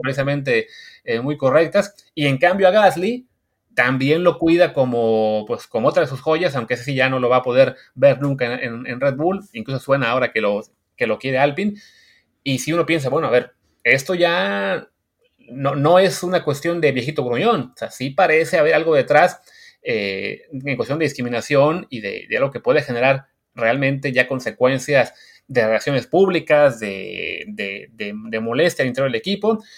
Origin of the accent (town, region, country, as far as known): Mexico